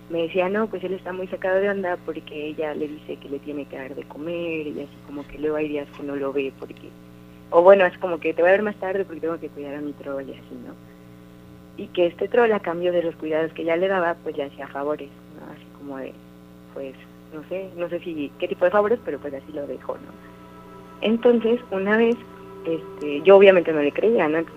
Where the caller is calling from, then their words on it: Orizaba, Veracruz, Mexico; De Orizaba.